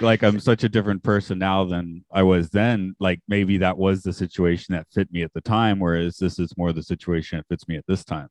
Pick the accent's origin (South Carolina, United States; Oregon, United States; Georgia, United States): Georgia, United States; Atlanta; moved away; I grew up in Atlanta